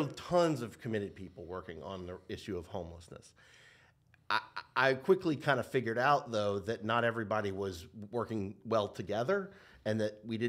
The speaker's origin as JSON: {"language": "English", "town": "Nashville", "region": "Tennessee", "country": "United States", "tie": "born or raised there", "moved": "as an adult", "lives_now": "Portland, United States", "said": "I'm from Nashville, Tennessee. It's where I was born and raised."}